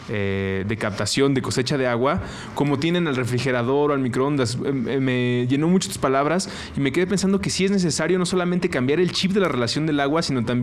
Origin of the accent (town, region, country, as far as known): Mexico City, Mexico